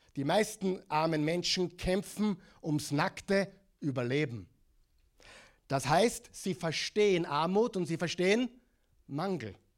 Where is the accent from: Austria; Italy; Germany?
Austria; accent: Austrian; moved away as an adult; also born or lived in Oklahoma; In Oklahoma mit meinem äh, Austrian Accent